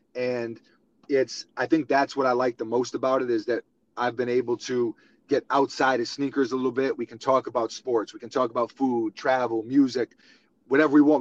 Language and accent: English; New York City, New York, United States; young kid growing up in New York City with uh, with big basketball dreams